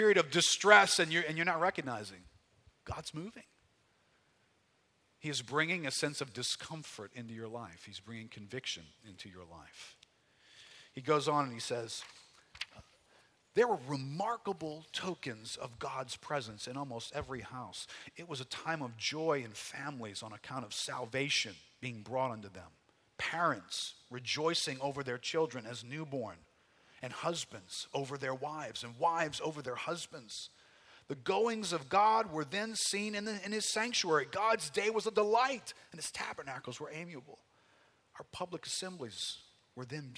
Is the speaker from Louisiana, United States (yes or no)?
yes; New Orleans, Louisiana, United States; I grew up here in New Orleans, got saved in 1979